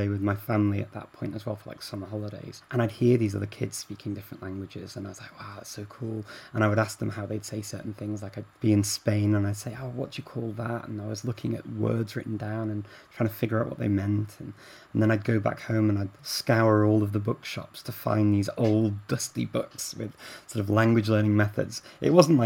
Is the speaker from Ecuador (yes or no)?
no; Chester, North West England, United Kingdom; I grew up around Chester